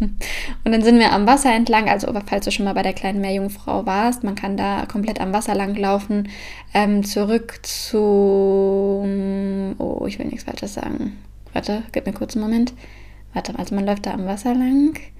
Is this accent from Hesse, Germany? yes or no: yes; Frankfurt, Hesse, Germany; now in Copenhagen, Denmark; da, wo ich herkomme, also Frankfurt und Umgebung